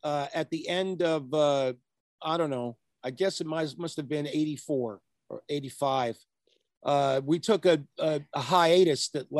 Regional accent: Pennsylvania, United States; moved away; also born or lived in Fairbanks, Alaska; I grew up in Pennsylvania and then Alaska because my father worked for the government. And I came back to the East Coast for high school and sort of grew up in a suburb of Philadelphia. And so, you know, my roots are East Coast, PA, and also Fairbanks, Alaska, kind of a mix.

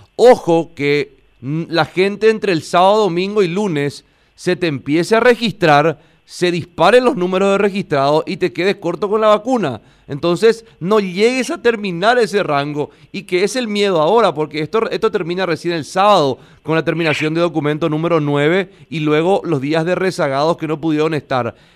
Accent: Paraguay; como el paraguayo siempre nos estamos acostumbrados a hacer las cosas a última hora

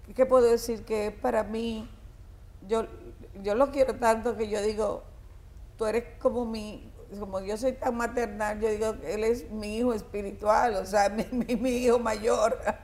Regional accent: Dominican Republic; also born or lived in Puerto Rico; Todos somos dominicanos.

